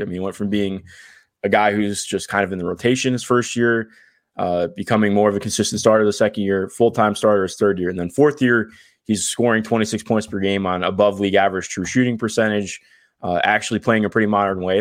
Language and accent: English; Cleveland, Ohio, United States; I grew up in Cleveland